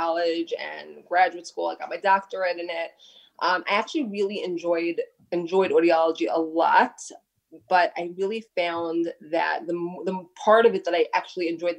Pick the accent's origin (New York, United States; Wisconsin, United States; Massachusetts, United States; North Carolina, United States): New York, United States; New York City; I grew up in Brooklyn, right here in Brooklyn.